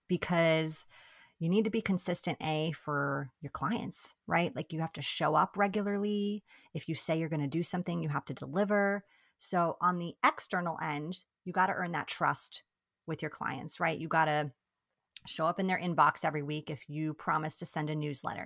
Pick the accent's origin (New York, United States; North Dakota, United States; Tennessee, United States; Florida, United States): New York, United States; first language Italian; English is a second language; moved away as an adult; also born or lived in Italy; now in Bay Area, California, United States; We are originally from New York, so East Coasters, but we live in the Bay Area now, in California